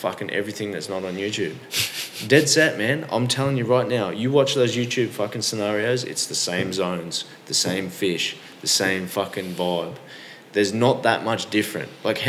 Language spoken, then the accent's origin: English; Rockhampton, Queensland, Australia; also born or lived in Yeppoon; We go to that region quite a lot, Central Queensland. I was born there.